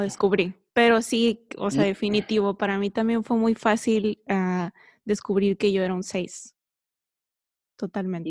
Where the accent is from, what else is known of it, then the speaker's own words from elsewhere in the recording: San Diego, California, United States; moved away as an adult; now in Tijuana, Mexico; yo nací en San Diego, California, pero cuando me casé me vine a vivir para acá, a Tijuana.